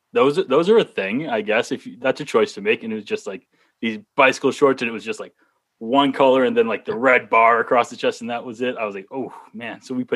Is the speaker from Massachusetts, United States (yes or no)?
yes; Norton, Massachusetts, United States; also born or lived in Holbrook, Massachusetts; Originally from a small town. Massachusetts natives will know this. Norton, right next to the Xfinity Center, or Great Woods. Those of us that grew up down there. But now I'm living right around the corner from Union Point in Holbrook.